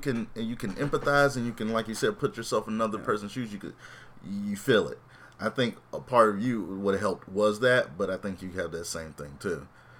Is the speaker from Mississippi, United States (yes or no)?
yes; Mississippi, United States; I'm from Mississippi. The gays don't get much love in Mississippi.